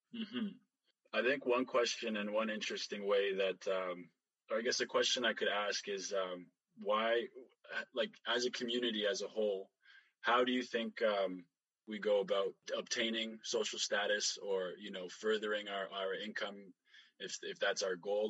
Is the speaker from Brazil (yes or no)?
no; Canada; when we immigrated here, I was five, super young. We grew up in the North End